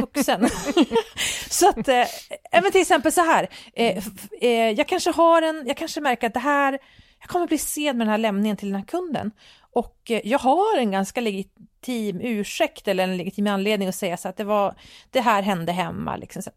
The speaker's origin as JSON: {"language": "Swedish", "country": "Sweden", "said": "som svensk befolkning"}